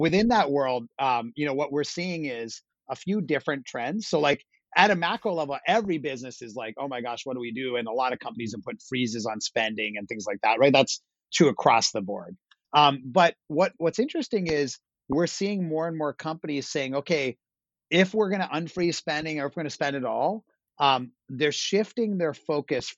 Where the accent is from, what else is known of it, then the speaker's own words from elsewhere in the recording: Pittsburgh, Pennsylvania, United States; I grew up, not surprising, I grew up in Pittsburgh, Pennsylvania.